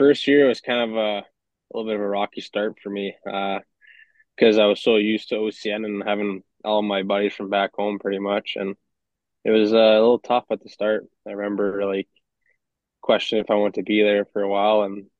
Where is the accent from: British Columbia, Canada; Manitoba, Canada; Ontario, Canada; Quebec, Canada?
Manitoba, Canada; Cross Lake; I grew up in Cross Lake.